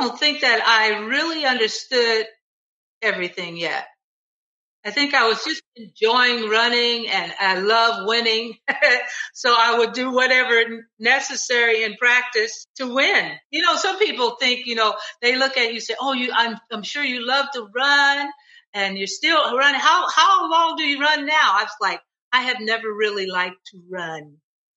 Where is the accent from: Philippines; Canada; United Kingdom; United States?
United States; Cleveland, Ohio; I had never been out of Cleveland